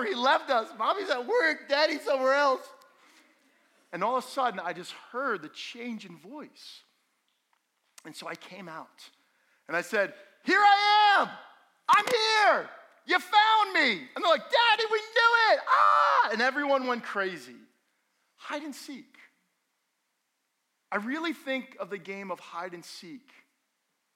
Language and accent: English; Allendale, New Jersey, United States; I grew up in Allendale, and we had almost 2 acres